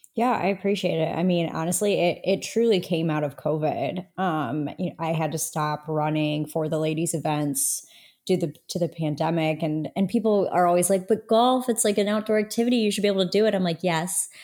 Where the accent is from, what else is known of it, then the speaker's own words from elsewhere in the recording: Toledo, Ohio, United States; moved away as an adult; also born or lived in Indiana; I am from Toledo, Ohio